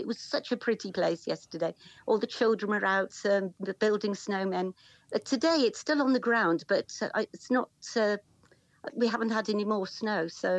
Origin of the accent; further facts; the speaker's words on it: Stratford-upon-Avon, West Midlands, United Kingdom; also born or lived in Leamington Spa; I was born in Stratford.